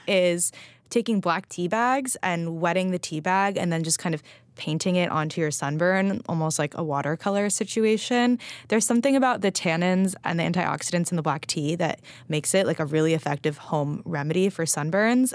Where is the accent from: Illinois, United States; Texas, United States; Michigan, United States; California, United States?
California, United States; Los Angeles; moved away; we did have an aloe plant growing up in Los Angeles